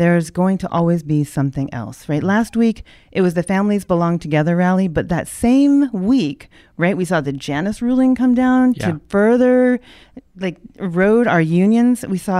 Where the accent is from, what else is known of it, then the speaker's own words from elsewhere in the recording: Honolulu, Hawaii, United States; I was born in Honolulu. I was raised by a dad who spent a lifetime in the military.